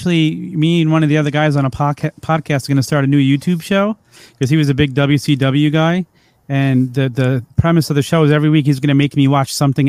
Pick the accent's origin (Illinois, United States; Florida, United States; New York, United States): New York, United States; New York City; So I grew up on Staten Island in New York.